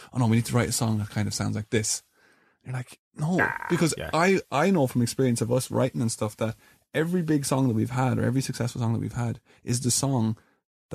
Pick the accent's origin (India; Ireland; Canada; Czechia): Ireland; We're an Irish band